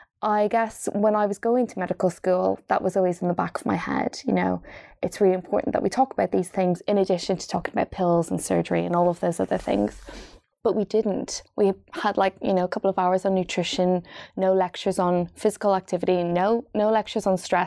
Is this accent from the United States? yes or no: no; Dundalk, County Louth, Ireland; moved away as an adult; also born or lived in Wales; now in London, United Kingdom; So I grew up in Ireland in a place just north of Dublin called Dundalk, which is beside the sea. And then when I was 18 years of age, I moved to Wales, to the Welsh Valleys